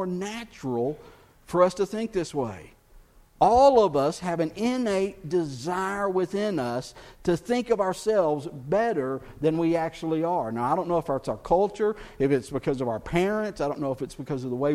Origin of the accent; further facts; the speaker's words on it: Texas, United States; I'm from Texas